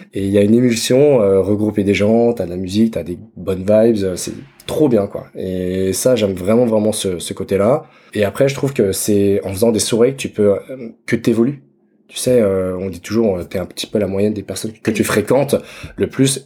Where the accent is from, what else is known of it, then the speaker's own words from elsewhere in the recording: Dijon, Bourgogne-Franche-Comté, France; J'ai 30 ans, je suis né à Dijon